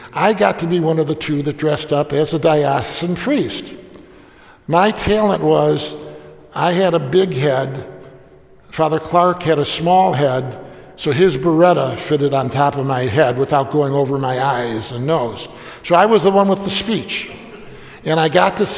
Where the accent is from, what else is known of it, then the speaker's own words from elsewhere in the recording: Bari, Apulia, Italy; moved away; I say, Puglia, Bari